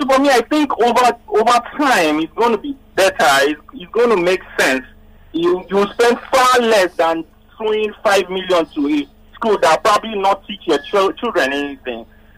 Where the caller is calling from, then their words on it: Lagos, Nigeria; I'm calling from Lekki.